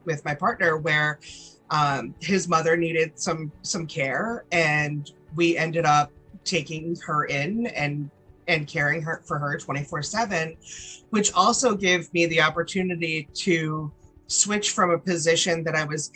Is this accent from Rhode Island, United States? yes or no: yes; Rhode Island, United States; now in North Carolina, United States; I was born and raised in Rhode Island, very small town in a small state, and now living in North Carolina